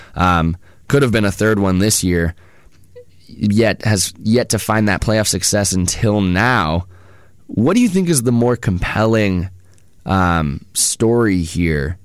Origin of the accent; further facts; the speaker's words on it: Bay Area, California, United States; as a Bay Area resident myself